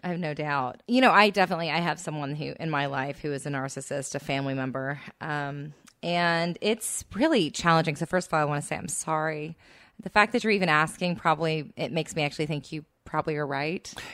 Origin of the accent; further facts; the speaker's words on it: Texas, United States; now in Los Angeles, United States; I'm from Texas